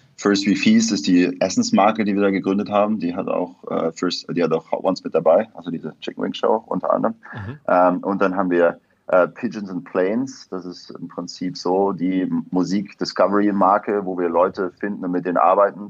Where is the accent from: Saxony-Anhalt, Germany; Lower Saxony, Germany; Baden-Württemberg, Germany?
Saxony-Anhalt, Germany; Köthen; moved away as an adult; also born or lived in near Leipzig, Saxony / Hamburg; now in New York, United States; Aus Sachsen-Anhalt. Also ursprünglich bin ich in der Nähe von Leipzig geboren, aber habe dann die meiste Zeit in Sachsen-Anhalt, da bei Köthen gewohnt, Halle-Saale